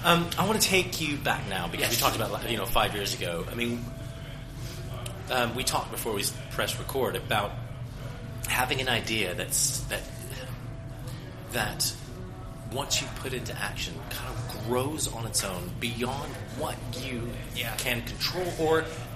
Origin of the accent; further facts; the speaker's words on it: United States; now in England; I'm American, obviously.